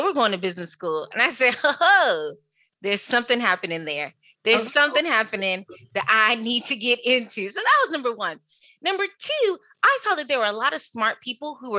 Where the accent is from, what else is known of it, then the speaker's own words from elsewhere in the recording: Prince George's County, Maryland, United States; I grew up in Prince George's County, Maryland